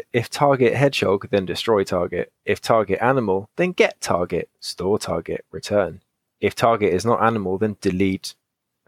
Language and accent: English; England, United Kingdom; I'm English